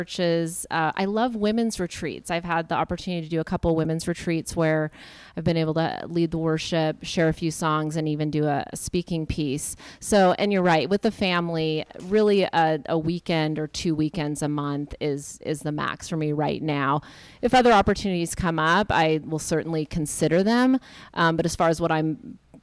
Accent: Seattle, Washington, United States; I'm from Seattle

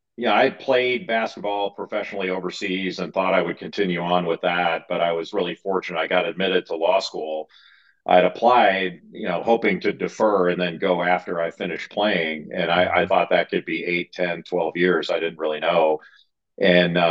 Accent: Rolling Hills, California, United States; also born or lived in San Pedro, California; I was born in San Pedro, California, near the Port of Los Angeles. And I grew up in a town city called Rolling Hills.

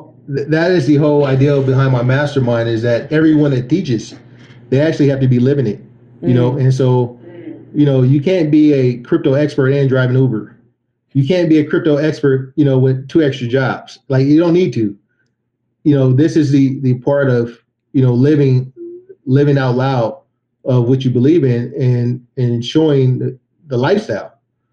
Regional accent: Macomb, Mississippi, United States; I'm from Macomb.

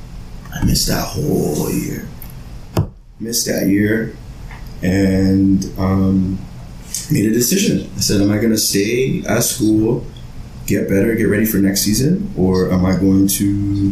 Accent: Toronto, Ontario, Canada; also born or lived in Brampton, Ontario; growing up in Scarborough

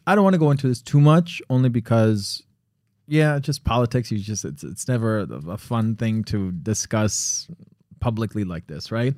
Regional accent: Connecticut, United States; moved away; also born or lived in Miami; I was born in Connecticut

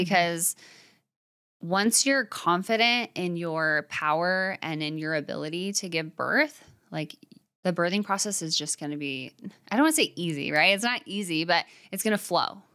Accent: Arizona, United States; moved away; also born or lived in Utah; I grew up in Arizona, but with a religious background, and then moving to Utah

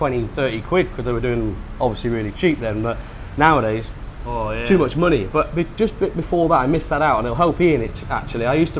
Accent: Leicester, East Midlands, United Kingdom; moved away as an adult; also born or lived in Sheffield / Chesterfield / Leeds; now in Pattaya, Thailand; Me, originally I'm from Leicester. I'm a Leicester lad, born and bred. But since I think I was 20, I moved up north.

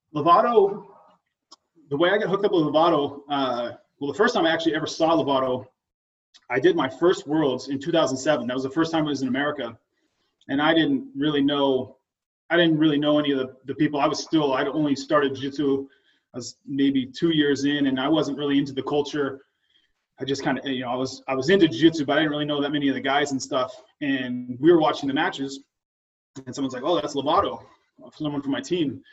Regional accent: Oregon, United States; I've lived in Oregon my whole life

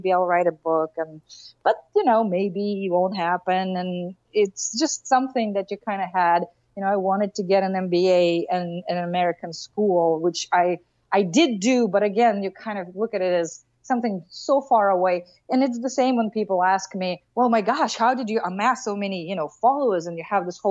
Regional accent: Russia; moved away; I grew up in Russia

